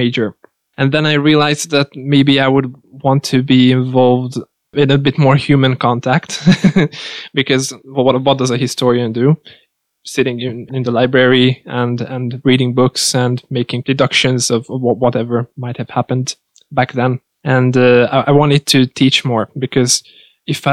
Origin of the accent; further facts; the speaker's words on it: Székesfehérvár, Fejér, Hungary; moved away as an adult; now in Budapest, Hungary; I grew up in Székesfehérvár, so like 100,000 inhabitants live there. And after that, we moved to another settlement, which is very close to it